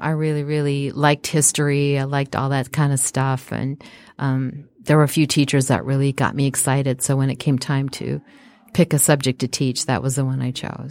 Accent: Apple Valley, Minnesota, United States; also born or lived in Evanston, Illinois; I grew up in a small, uh, suburb outside of Minneapolis called Apple Valley

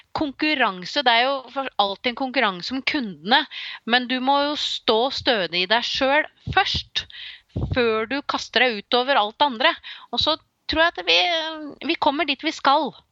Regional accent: Slemmestad, Akershus, Norway; now in Nøtterøy, Norway; jeg er jo fra Slemmestad, det er jo også i nærheten av sjøen.

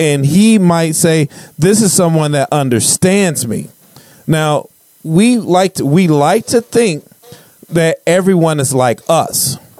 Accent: Chicago, Illinois, United States; I grew up on the South Side of Chicago where he came from.

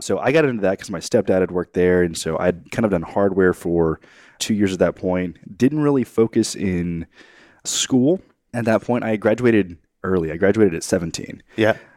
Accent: College Station, Texas, United States; I grew up in College Station.

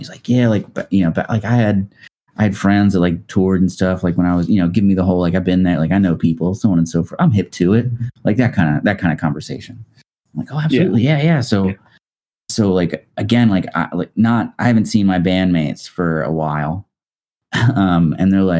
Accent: Dundalk, Maryland, United States; I grew up like right outside of Baltimore in a town called Dundalk.

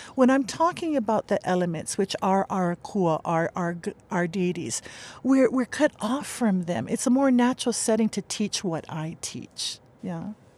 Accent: Makaha, Hawaii, United States; I grew up in Makaha, but I've been living on this island for, uh, the island of Hawaii for three years

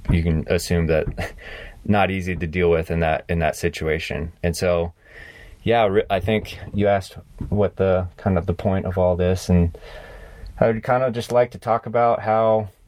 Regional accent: South Carolina, United States; also born or lived in Tennessee / New England; I grew up on the East Coast. I grew up um, I was born in Tennessee and I, I grew up in various states in, in New England and then and then uh, moved to, to South Carolina and spent a lot of time in the south southeast for, for middle school and high school

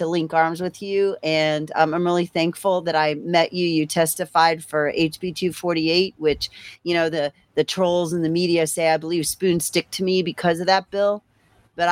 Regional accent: Cincinnati, Ohio, United States; I'm from Cincinnati or in the Cincinnati region

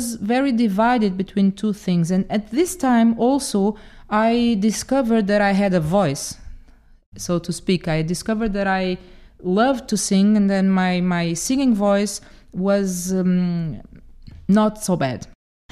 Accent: Portugal; also born or lived in Dominican Republic; I'm Portuguese. Actually, I'm half Portuguese, half Dominican. So I was born in the Dominican Republic. My mother comes from there and my father is Portuguese.

